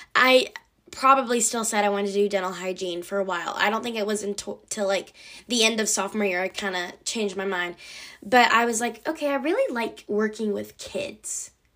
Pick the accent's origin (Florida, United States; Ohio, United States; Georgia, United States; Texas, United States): Georgia, United States; near Atlanta; I live near Atlanta, but it's not a town.